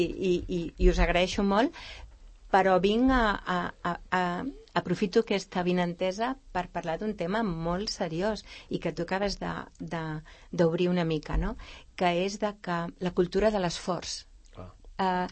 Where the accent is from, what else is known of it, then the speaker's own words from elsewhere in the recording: Vilanova i la Geltrú, Catalonia, Spain; now in Sant Cugat del Vallès, Spain; jo que sóc nascuda a Vilanova i la Geltrú